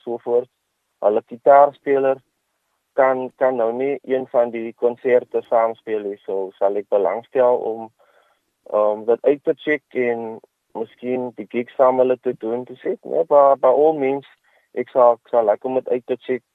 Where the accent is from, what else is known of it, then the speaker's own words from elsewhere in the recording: Kraaifontein, Western Cape, South Africa; van Kraaifontein